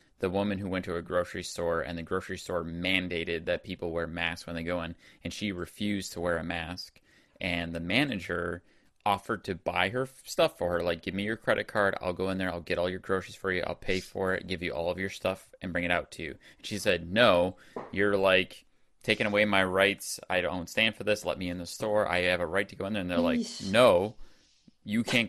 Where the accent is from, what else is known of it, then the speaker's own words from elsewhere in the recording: New York, United States; moved away as an adult; now in Texas, United States; I'm from New York, and I've only been in Texas for almost a year now